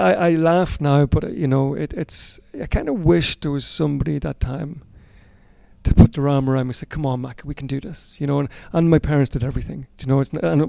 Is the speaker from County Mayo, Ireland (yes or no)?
no; Cootehill, County Cavan, Ireland; In Coothill and Cavan.